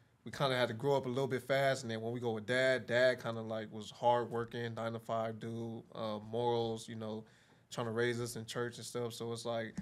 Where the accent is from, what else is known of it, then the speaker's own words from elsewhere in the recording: Carson, California, United States; I grew up in Carson, which my area is like considered like Delamo